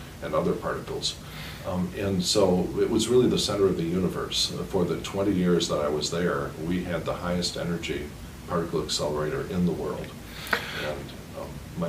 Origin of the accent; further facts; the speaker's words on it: Madison, Wisconsin, United States; also born or lived in San Francisco / southern France / London; I was born in Madison, Wisconsin, and mostly raised there, though my parents traveled all around at different times. I was raised in San Francisco, southern France, London